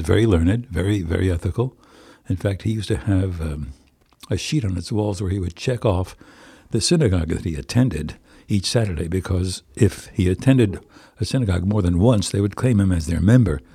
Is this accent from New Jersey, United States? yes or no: yes; Plainfield, New Jersey, United States; now in White Plains, United States; I come from Plainfield, New Jersey